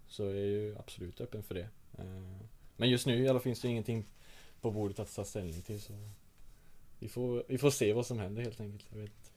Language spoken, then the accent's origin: Swedish; Rödeby, Blekinge, Sweden; jag kommer inte från Rödeby utan jag kommer från en liten, liten by utanför Rödeby